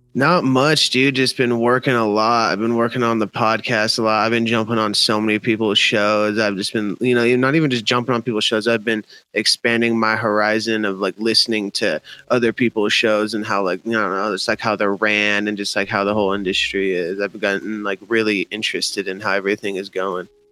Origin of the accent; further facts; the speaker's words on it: Denver, Colorado, United States; I still live in Denver, born and raised.